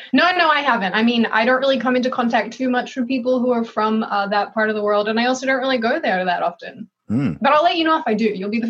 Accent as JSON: {"language": "English", "town": "Melbourne", "region": "Victoria", "country": "Australia", "tie": "born or raised there", "accent": "hybrid", "said": "I was born and raised in Melbourne, Australia. My mom is American, which is why I have this hybrid jacked accent."}